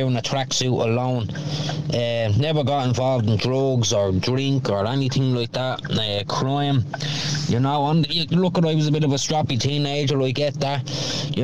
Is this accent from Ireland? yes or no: yes; Dublin, Leinster, Ireland; now in Wexford, Ireland; I grew up in Darndale, Cowlock, as you know, went to youth reach down there in Cowlock